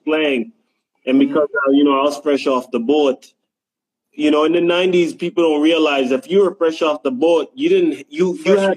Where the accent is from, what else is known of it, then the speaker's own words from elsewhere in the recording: Jamaica; moved away; basically uh yeah, I came up from Jamaica, and uh, you know … Yeah, that's my pops.